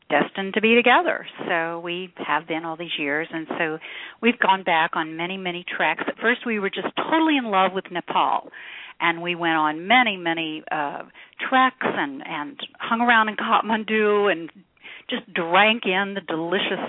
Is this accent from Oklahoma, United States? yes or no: yes; Oklahoma, United States; I grew up in Oklahoma